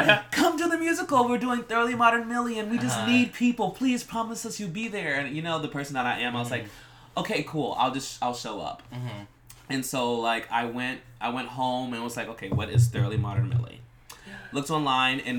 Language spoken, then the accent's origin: English; Houston, Texas, United States; also born or lived in Pearland, Texas; I grew up in Houston, Texas